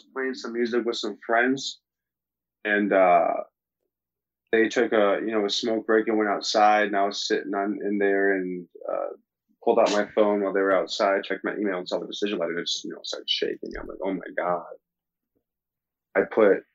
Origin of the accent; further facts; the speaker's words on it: Dexter, Michigan, United States; also born or lived in St. Augustine, Florida; born in St. Augustine, Florida, but then I grew up in Dexter, Michigan, outside of Ann Arbor